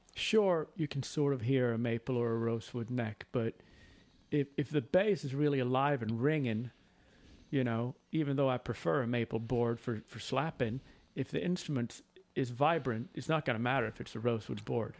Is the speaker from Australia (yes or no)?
no; Sweden; moved away; my home country of Sweden